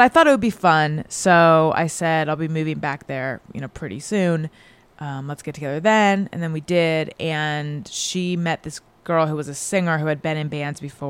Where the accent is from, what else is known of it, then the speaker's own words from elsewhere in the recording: Orange County, California, United States; first language English; I'm from Orange County originally